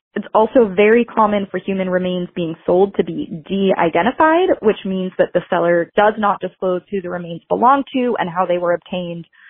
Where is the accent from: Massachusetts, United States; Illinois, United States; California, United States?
Massachusetts, United States; Salem; I'm from Salem, Massachusetts, a very spooky town